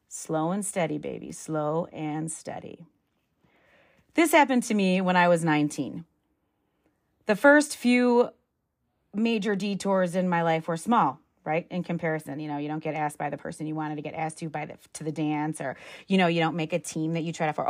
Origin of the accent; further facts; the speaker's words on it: Midwest, United States; moved away; I'm from the Midwest. I'm the damn Yankee.